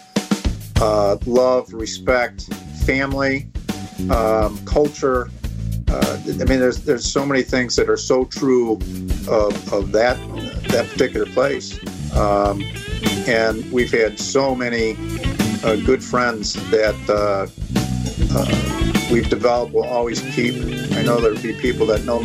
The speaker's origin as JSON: {"language": "English", "region": "Michigan", "country": "United States", "also_born_or_lived": "Traverse City, Michigan", "moved": "yes", "said": "I'm from Michigan."}